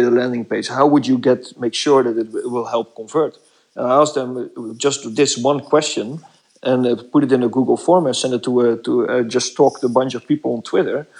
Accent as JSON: {"language": "English", "country": "Netherlands", "second_language": "English", "moved": "as an adult", "lives_now": "Belgium", "said": "I'm from the Netherlands, but I'm working in Belgium right now"}